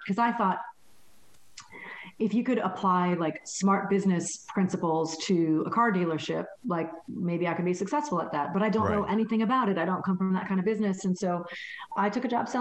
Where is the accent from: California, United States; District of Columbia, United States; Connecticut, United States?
Connecticut, United States; I grew up in Connecticut. I'm from New England